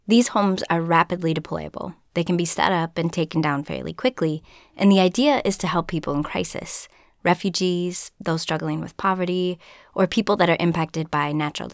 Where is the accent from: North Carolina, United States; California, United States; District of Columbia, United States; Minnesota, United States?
Minnesota, United States; being from Minnesota